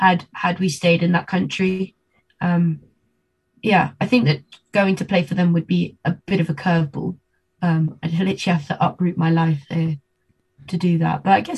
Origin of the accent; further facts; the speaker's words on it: Argentina; born there; Yeah, I was. I was born in Argentina.